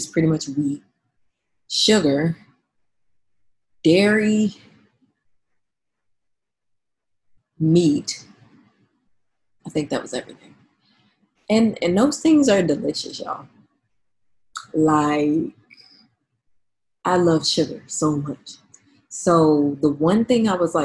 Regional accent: New Orleans, Louisiana, United States; moved away as an adult; now in San Francisco, United States; I'm from New Orleans

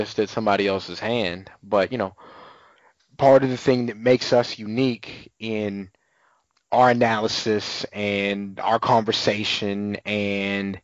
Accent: San Antonio, Texas, United States; also born or lived in Southern Maryland / Wyoming; now in Austin, United States; still have family and still go home to San Antonio from time to time

